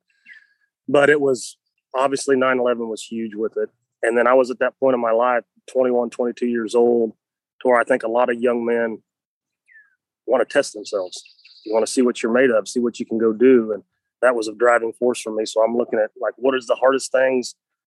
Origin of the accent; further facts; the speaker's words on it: Craig, Missouri, United States; Northwest Missouri, a little town called Craig, population of about 250.